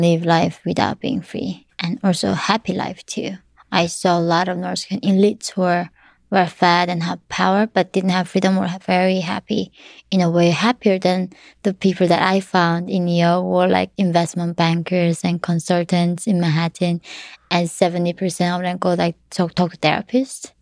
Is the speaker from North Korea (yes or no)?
yes; North Korea; now in United States; my mom taught me growing up in North Korea